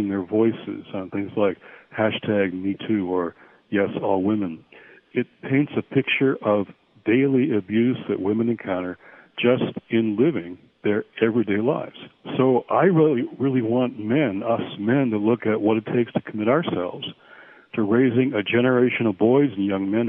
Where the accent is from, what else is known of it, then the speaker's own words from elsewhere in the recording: Michigan, United States; now in Washington, United States; I'm calling in from a retreat in the middle of my home state of Michigan